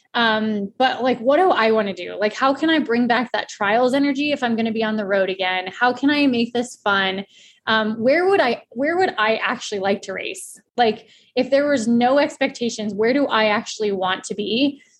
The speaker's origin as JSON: {"language": "English", "region": "Colorado", "country": "United States", "said": "I'm from Colorado and the trails are right in my backyard."}